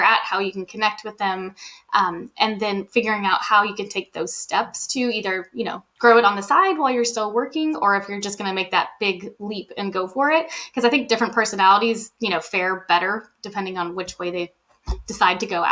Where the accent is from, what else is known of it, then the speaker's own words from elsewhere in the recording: New Orleans, Louisiana, United States; moved away as an adult; now in Washington/Oregon area, United States; We're from New Orleans. So we were in New Orleans